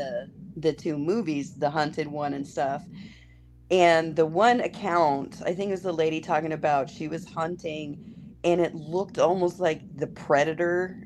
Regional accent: Arizona, United States; growing up in Arizona, you know, the West is just in our blood

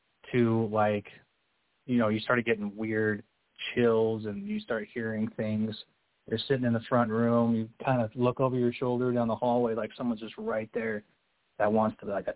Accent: Utah, United States; I grew up here in Utah, you know, LDS and Mormon

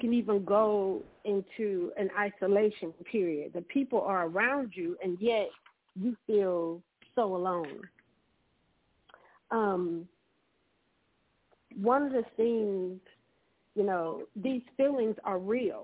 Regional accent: Saginaw, Michigan, United States; I grew up inner city in Saginaw, Michigan

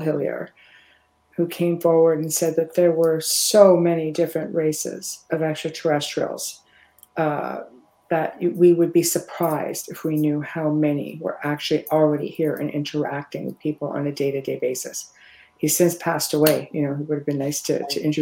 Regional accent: Niagara Falls area, southern Ontario, Canada; down in southern Ontario in Canada, out near Niagara Falls area

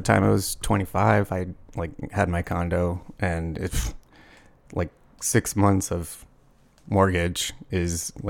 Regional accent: Peoria, Arizona, United States; also born or lived in Phoenix, Arizona / Tempe, Arizona / Scottsdale, Arizona; So I'm from Arizona, born and raised.

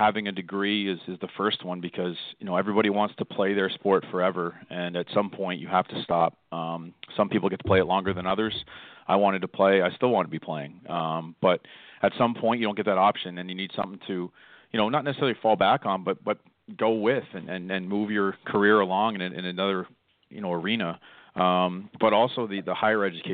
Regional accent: Toronto, Ontario, Canada; moved away as an adult; also born or lived in Orono, Maine; now in Bridgton, United States; I grew up in Toronto

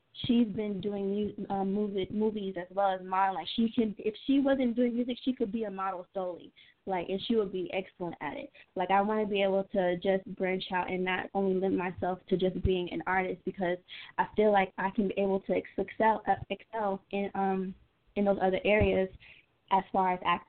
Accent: Atlanta, Georgia, United States; I'm not just a girl from Atlanta

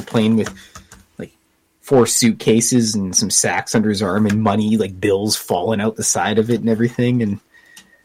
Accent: Canada; accent: Canadian; my Canadian

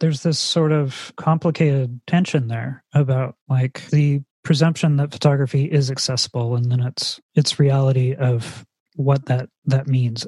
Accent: California, United States; being a person who is from california

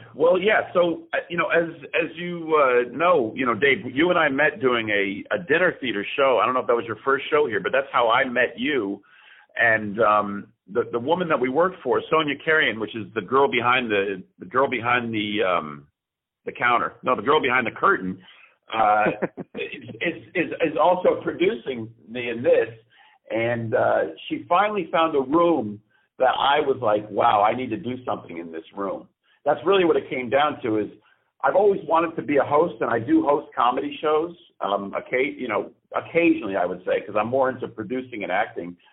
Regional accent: Greenwich, Connecticut, United States; moved away as an adult; now in New York, United States; I am originally from Greenwich, Connecticut, which is a stone's throw from New York

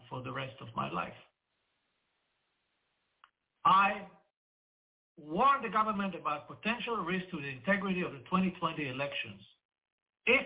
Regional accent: Israel

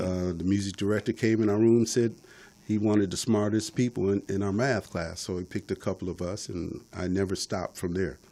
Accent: Detroit, Michigan, United States; I'm from Detroit, yeah. born and raised.

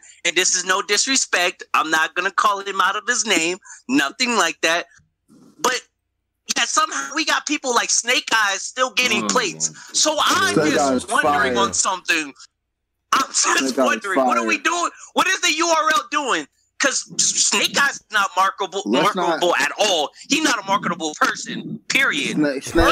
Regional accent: West Coast, United States; I'm from the West Coast.

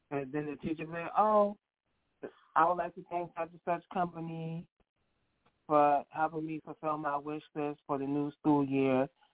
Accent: New York, United States; now in New Jersey, United States; I'm from New York and I live in Jersey

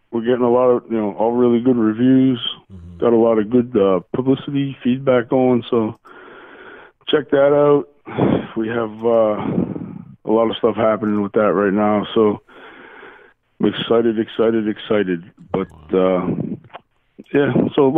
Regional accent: Nesquehoning, Pennsylvania, United States; now in Orwigsburg, United States; I grew up in Nesquehoning. It's right outside of Jim Thorpe. Southern tip of the Poconos, coal region

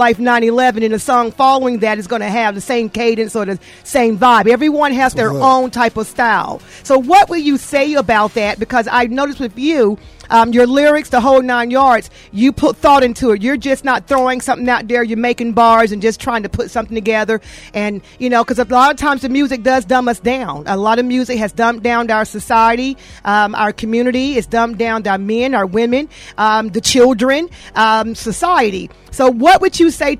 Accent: Atlanta, Georgia, United States; I'm a native Atlantan

